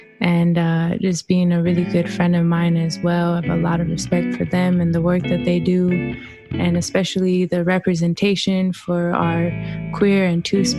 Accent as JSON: {"language": "English", "town": "Suquamish", "region": "Washington", "country": "United States", "moved": "as an adult", "lives_now": "San Francisco Bay Area, United States", "said": "I mentioned earlier I'm from Suquamish, but Tlatlilched Alta Yalamu. I live in the ancestral village of Yalamu, which is unceded, occupied Ramaytush Ohlone territory."}